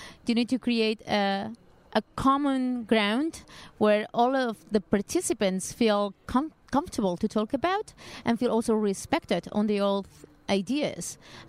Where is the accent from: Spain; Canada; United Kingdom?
Spain; Barcelona, Catalonia; English is a second language; now in Lisbon, Portugal; I am originally from Barcelona, but I'm living in Lisbon.